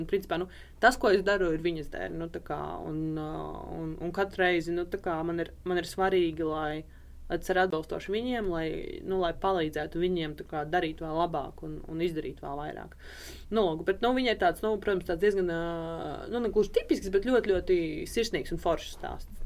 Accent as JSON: {"language": "Latvian", "town": "Rēzekne", "region": "Latgale", "country": "Latvia", "said": "es esmu no Rēzaknes un, uh, un Latvijas."}